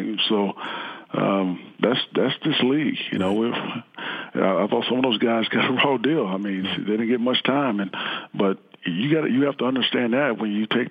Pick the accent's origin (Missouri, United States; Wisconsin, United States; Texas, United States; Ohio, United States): Texas, United States; growing up in Texas